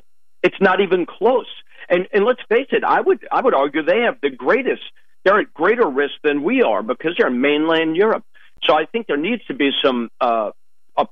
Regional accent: United States; As an American

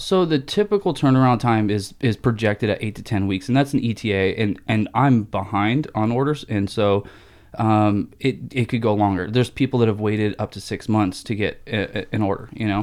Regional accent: Rancho Cucamonga, California, United States; moved away as an adult; also born or lived in Pennsylvania / Buena Park, California / Arizona; now in Phoenix, United States; my high school and teen years were kind of Rancho, Buena Park area out here in Southern California

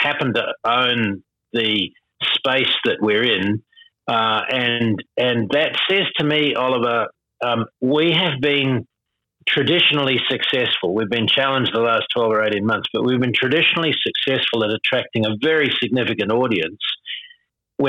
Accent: New Zealand; now in Sydney, Australia; I see myself as a Kiwi

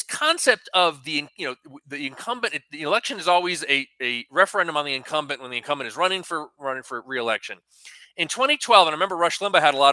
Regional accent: Connecticut, United States; now in New Mexico, United States; my home state of Connecticut

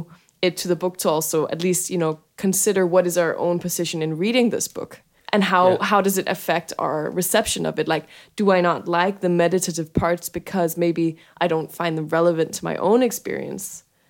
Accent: Denmark; I'm from Denmark, where we're sitting.

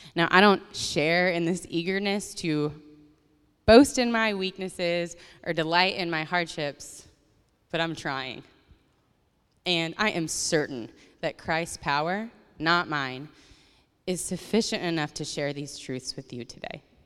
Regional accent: Colorado, United States; my family and growing up in Colorado

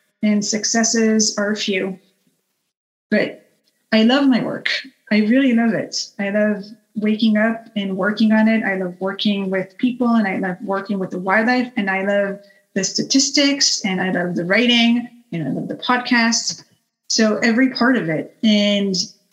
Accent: Israel; moved away; I'm Israeli, and I was born in Israel and lived there my entire life

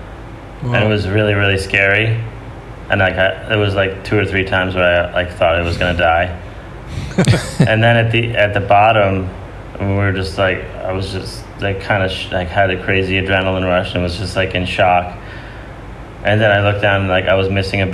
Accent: Kinderhook, New York, United States; I grew up upstate New York in the Hudson Valley at a place called Kinderhook.

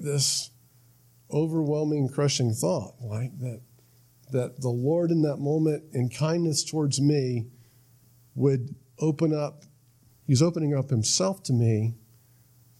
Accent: Florida, United States; I was from Florida, went up to North Carolina

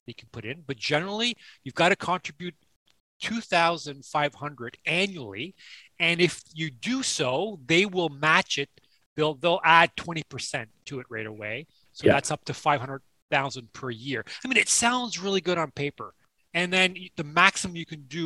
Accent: Toronto, Ontario, Canada; now in Kingston, Canada; I'm born and raised in Toronto. I live in Kingston.

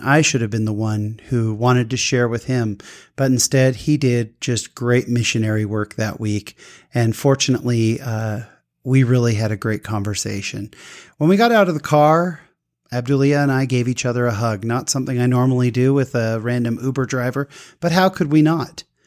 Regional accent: Utah, United States; I'm from Utah

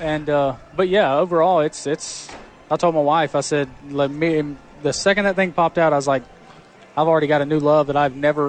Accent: Pelham, Alabama, United States; moved away; Right outside of Birmingham, Pelham.

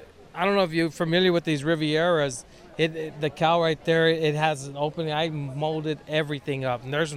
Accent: West Covina, California, United States; From West Covina.

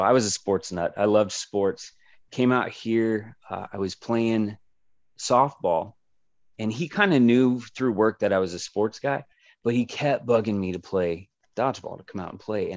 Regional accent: Kansas City, United States; now in Phoenix, United States; I'm from Kansas City

